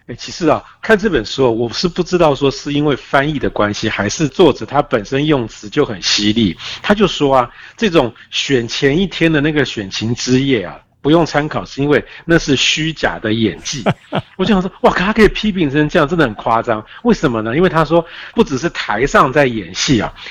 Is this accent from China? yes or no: no; Taiwan; 我们台湾人